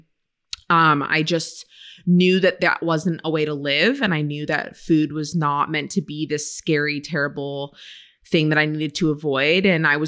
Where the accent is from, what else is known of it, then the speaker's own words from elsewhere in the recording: Maine, United States; now in California, United States; So I grew up in Maine. And it's just so funny now being in California and out west for all these years, everyone's reaction is like, I've never met anyone from Maine